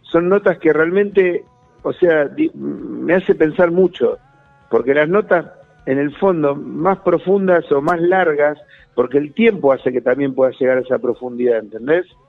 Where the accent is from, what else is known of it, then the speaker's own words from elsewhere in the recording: Santa Fe, Argentina; moved away; volver a ir a Santa Fe, a mi tierra natal, a ver a mi familia de sangre